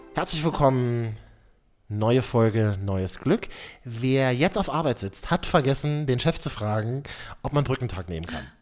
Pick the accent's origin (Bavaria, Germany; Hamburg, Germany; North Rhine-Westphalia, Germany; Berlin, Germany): Berlin, Germany; da bin ich ein typischer Berliner